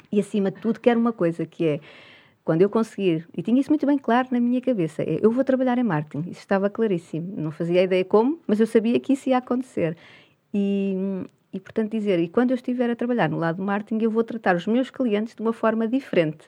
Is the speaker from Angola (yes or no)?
no; Portugal; sendo portuguesa